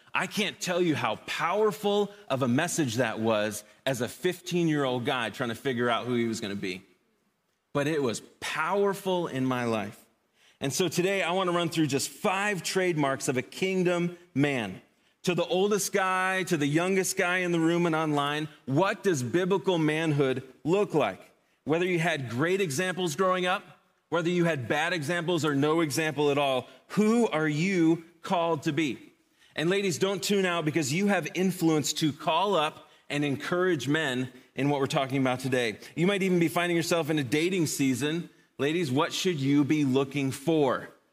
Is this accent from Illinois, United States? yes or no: yes; Chicago, Illinois, United States; Growing up in Chicago